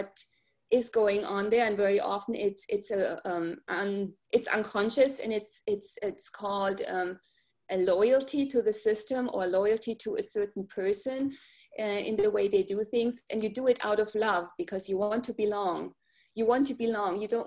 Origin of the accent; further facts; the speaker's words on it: Germany; moved away as an adult; I grew up in Germany, right? And I came here and I raised my kids in this country